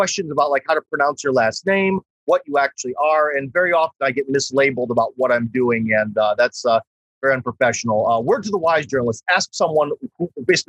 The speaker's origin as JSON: {"language": "English", "town": "Cleveland", "region": "Ohio", "country": "United States", "moved": "as an adult", "lives_now": "Russia", "said": "I'm from Cleveland, Ohio. Go Browns. I'm from the Rust Belt"}